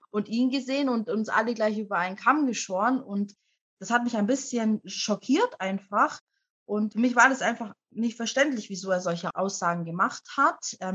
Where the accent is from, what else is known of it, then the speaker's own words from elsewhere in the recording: Germany; ich komme nicht aus Afrika, ich komme aus Deutschland.